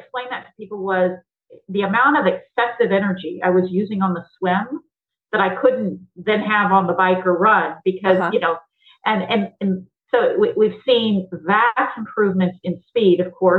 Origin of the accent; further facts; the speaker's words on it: the South, United States; because my mom would say, you know, growing up in the South, you know, stop throwing a hissy fit.